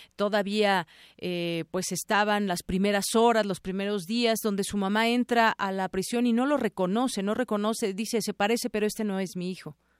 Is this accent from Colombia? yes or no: no; Mexico; como mexicanos